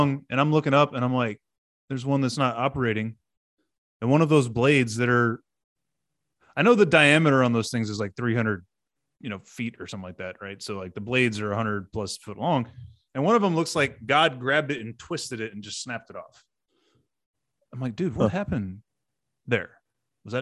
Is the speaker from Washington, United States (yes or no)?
no; near Corpus Christi, Texas, United States; the area I grew up in down near Corpus